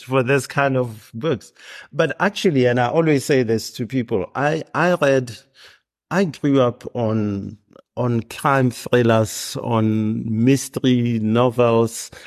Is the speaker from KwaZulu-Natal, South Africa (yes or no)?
no; Hammanskraal, Gauteng, South Africa; I grew up in Hermannskraal, which is north of Pretoria